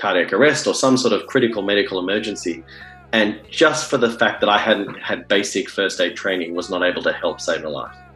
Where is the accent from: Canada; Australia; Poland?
Australia; moved away as an adult; now in San Francisco, United States; I'm not American born and bred. I grew up in Australia and I did all my medical training in Australia